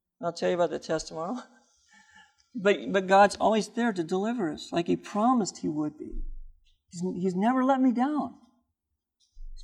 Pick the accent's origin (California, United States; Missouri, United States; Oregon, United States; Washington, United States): Washington, United States; Seattle; I'm from Seattle